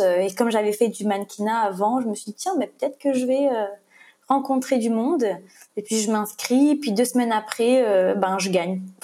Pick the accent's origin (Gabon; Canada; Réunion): Réunion; Le Tampon; moved away; moi j'ai grandi au Trois-Mars, au Tampon